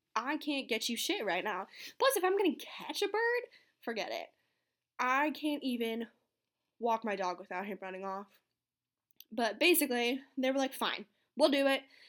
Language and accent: English; outside of New York City, United States; growing up outside of New York City